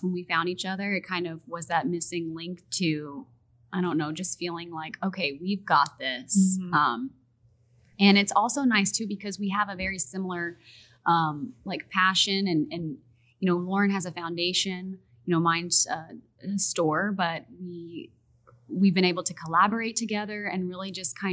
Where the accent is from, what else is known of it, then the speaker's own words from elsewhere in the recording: Houston, Texas, United States; also born or lived in Pittsburgh; in Houston, we don't have a lot of twang. Like, at least where I was born and raised, there's not a lot of twang